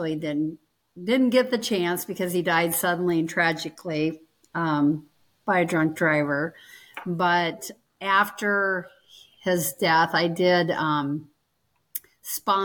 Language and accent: English; Iowa, United States; I'm born and raised in Iowa. I've lived in Iowa my entire life.